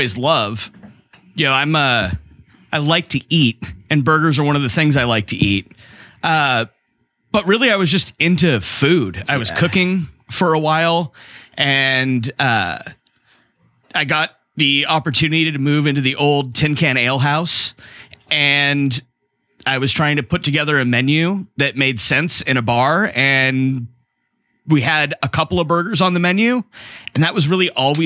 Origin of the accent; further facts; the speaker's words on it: Chula Vista, California, United States; also born or lived in Arizona; when I was tiny, my folks moved back here, and I grew up in between Bonita and Chula Vista